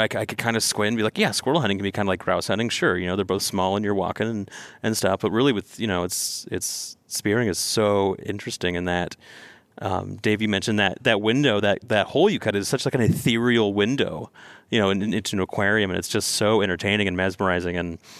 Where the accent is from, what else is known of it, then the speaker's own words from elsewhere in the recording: Northern California, United States; I grew up in Northern California, you know, in a rural area, but my family didn't hunt, or my friends didn't.